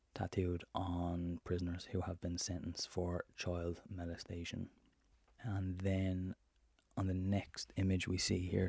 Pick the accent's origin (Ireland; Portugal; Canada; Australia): Ireland; as an Irishman